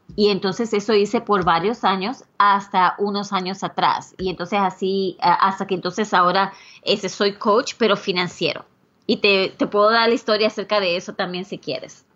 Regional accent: Puerto Rico; now in United States; yo originalmente soy de Puerto Rico

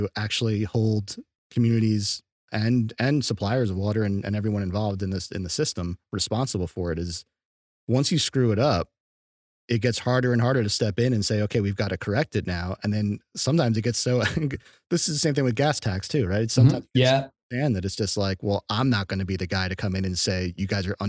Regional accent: United States; as an American

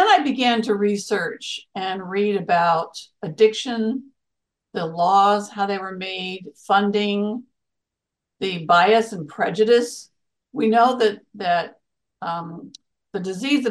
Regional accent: Arizona, United States; I grew up in Arizona.

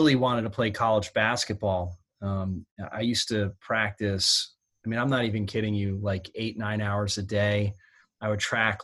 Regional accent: Stamford, Connecticut, United States; I was born and raised in Stamford, Connecticut, about 45 minutes outside of New York City

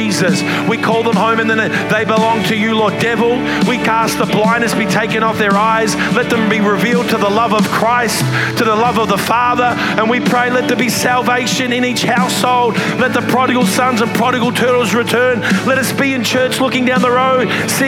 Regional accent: Australia; accent: Australian

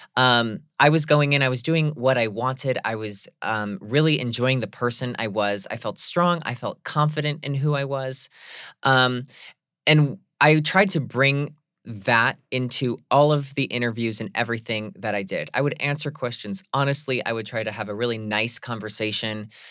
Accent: Scranton, Pennsylvania, United States; I remember being that young gay kid from Scranton, Pennsylvania, who felt like I was an alien in my hometown

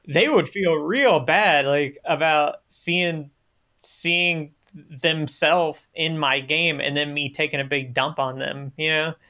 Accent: Polk County, Central Florida, United States; now in Germany; I grew up in Central Florida in Polk County.

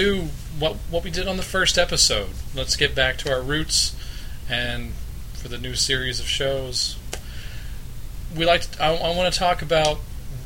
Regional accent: Abilene, Texas, United States; I grew up in Abilene, Texas

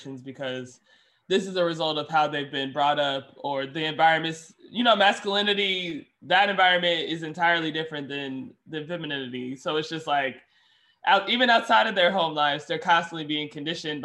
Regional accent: Indianapolis, Indiana, United States; moved away as an adult; now in Chicago, United States; I'm from Indianapolis

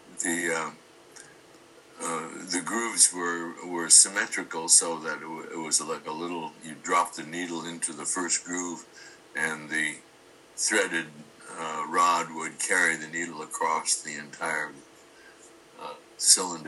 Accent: Kirkland, Washington, United States; born or raised there; also born or lived in Othello, Washington

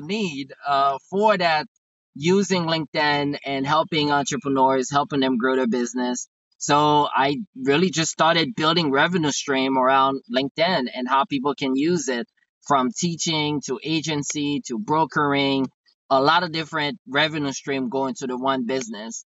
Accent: Haiti; English is a second language; now in United States; I'm originally from Haiti. I came to the States around July 7th, 1999

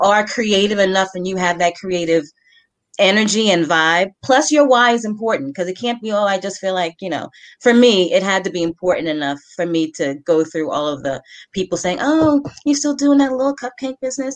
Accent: New York, United States; I'm from New York

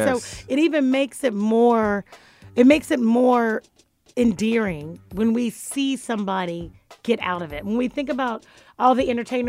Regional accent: Florida, United States; I'm from Dade County.

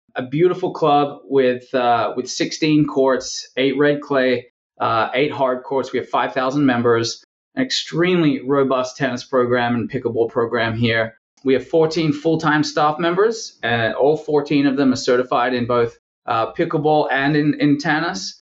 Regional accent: Perth, Western Australia, Australia; born or raised there; moved away as an adult; now in United States

